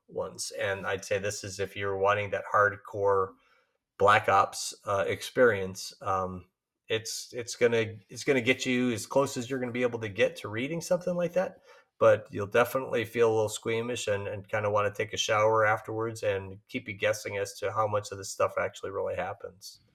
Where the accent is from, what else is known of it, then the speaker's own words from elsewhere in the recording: Chicago, Illinois, United States; Chicago, uh, my hometown